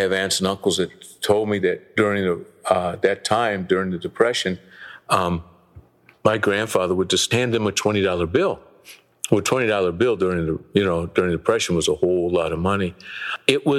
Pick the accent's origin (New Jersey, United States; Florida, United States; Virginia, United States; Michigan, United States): Michigan, United States; Detroit; I was a boy growing up in Detroit